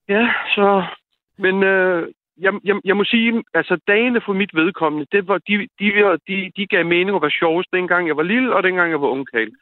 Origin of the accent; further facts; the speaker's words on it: Slagelse, Zealand, Denmark; moved away as an adult; also born or lived in Albertslund; now in Jutland, Denmark; født og opvokset i Slagelse, og så, hvad hedder det, og nu bor jeg så i Jylland